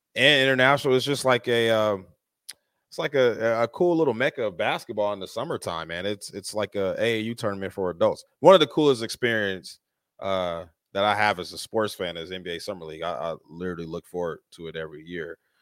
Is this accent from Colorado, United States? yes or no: yes; Colorado, United States; now in Las Vegas, United States; I grew up in Colorado